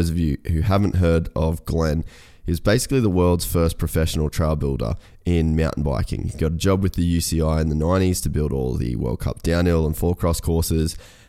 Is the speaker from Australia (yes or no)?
yes; Cairns, Queensland, Australia; you're from Cairns, I'm obviously from Cairns